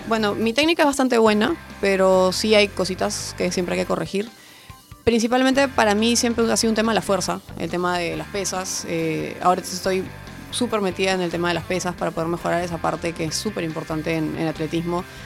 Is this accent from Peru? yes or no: yes; Peru; aquí en mi país